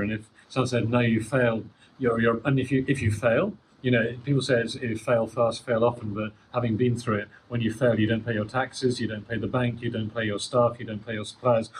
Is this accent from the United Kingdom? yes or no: yes; United Kingdom; I'm British, and you know, British people have this reputation for being a bit arrogant